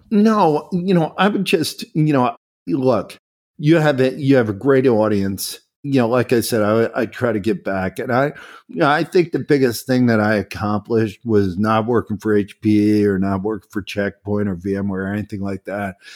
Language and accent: English; Philadelphia, Pennsylvania, United States; I never moved away from Philadelphia. I grew up in Philadelphia